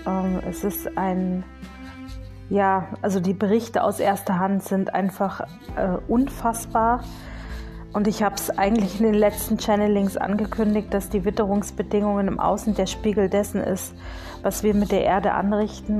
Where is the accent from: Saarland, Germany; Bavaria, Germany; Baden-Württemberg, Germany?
Bavaria, Germany; bei uns in Bayern